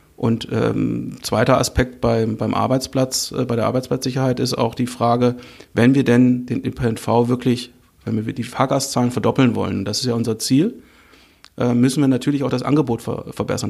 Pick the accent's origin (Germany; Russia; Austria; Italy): Germany; Northern Hesse; ich komme aus Nordhessen